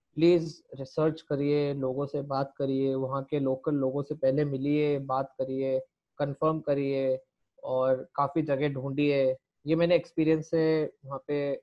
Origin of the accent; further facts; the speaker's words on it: Jaipur, Rajasthan, India; moved away as an adult; also born or lived in Mumbai; जयपुर मिल गया जो मेरा होम टाउन है